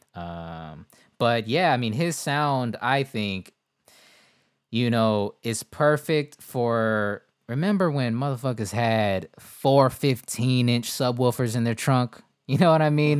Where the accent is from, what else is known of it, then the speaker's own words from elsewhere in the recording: West Coast, United States; I'm from the West Coast.